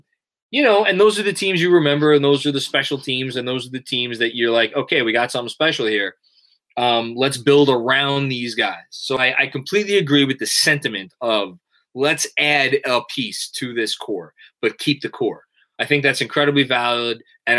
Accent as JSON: {"language": "English", "region": "New York", "country": "United States", "accent": "New York", "said": "Is that a New York thing? Yes. Yes, it is. I cannot say the word huge properly. It's U-G-E. I can fix certain aspects of my accent. I cannot fix that. Never will be able to do it."}